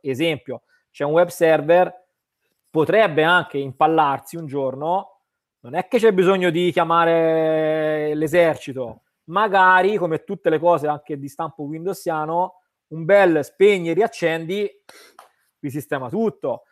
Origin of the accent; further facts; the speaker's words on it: Tuscany, Italy; io vengo dalla Toscana dove ancora siamo un po' no, eh, molto artigiani